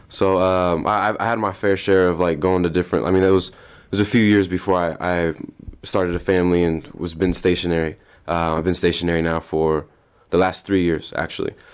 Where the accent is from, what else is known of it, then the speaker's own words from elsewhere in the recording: Des Moines, Iowa, United States; born and raised Des Moines.